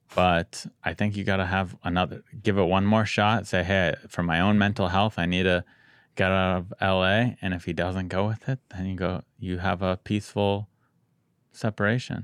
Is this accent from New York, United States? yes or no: no; San Diego, California, United States; I'm from San Diego, so I'm spoiled